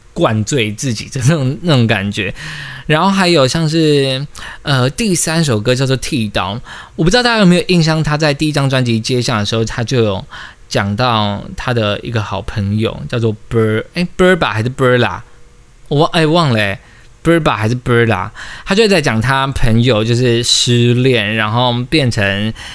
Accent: Taiwan; 我们自己身为台湾人

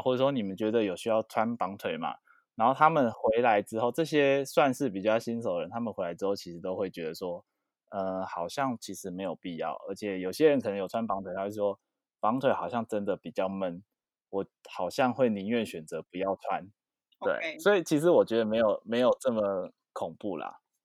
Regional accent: Taipei, Taiwan; 是哦，我也是台北人

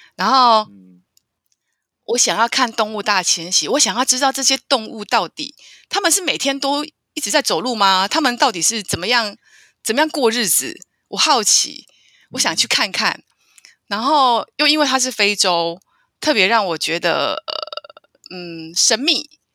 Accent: Taiwan; 我是台湾人

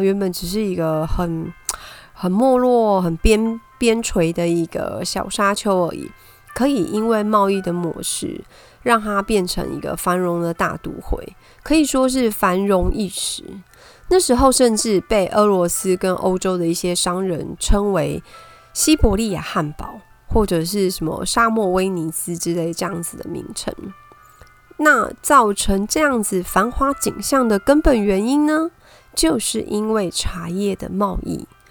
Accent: Taipei, Taiwan; 我是台北人

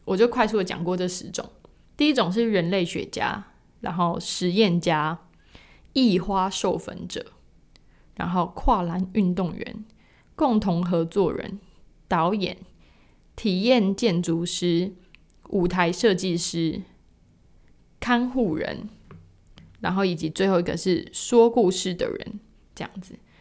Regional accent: Taiwan; 特别如果你身为台湾人

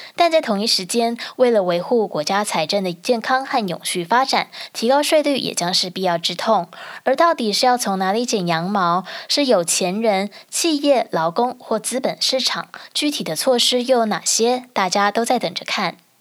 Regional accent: Taiwan; now in United Kingdom; 因为我在台湾长大

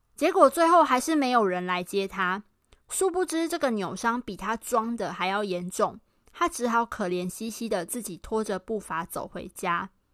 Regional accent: Pingtung, Pingtung County, Taiwan; moved away as an adult; also born or lived in Tainan / Taipei; 虽然我是台南人，但我从小是在屏东长大的

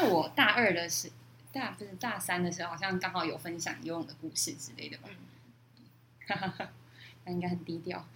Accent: Yonghe, New Taipei, Taiwan; moved away as an adult; now in Dongyin, Taiwan; 之前住在永和

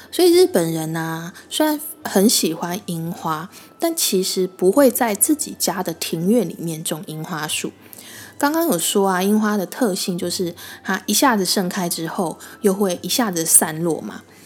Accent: Taiwan; 我们台湾人中秋烤肉

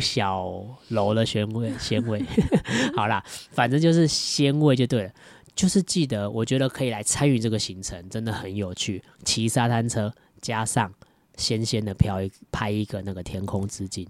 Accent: southern Taiwan, Taiwan; also born or lived in Datong District, Taipei; now in Taipei, Taiwan; 本身我是南部人

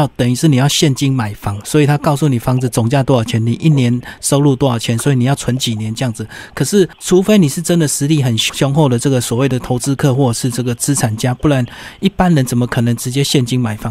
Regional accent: Taiwan; 到时候搞不好就很多空屋，因为我们台湾人已经变很少了这样子。

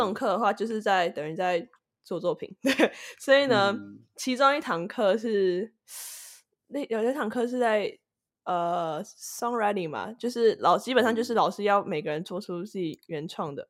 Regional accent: Taiwan; now in United States; 我是来自台湾，居住在美国的，呃，算是制作人兼歌手

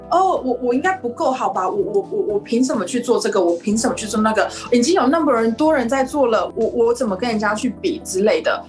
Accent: Taipei, Taiwan; moved away as an adult; now in Melbourne, Australia; 我是来自台湾，台北，嗯，you know，台北，特别是富有，富有音乐出身的，OK。我只是现在定居在，在墨尔本而已，所以我还是台湾人

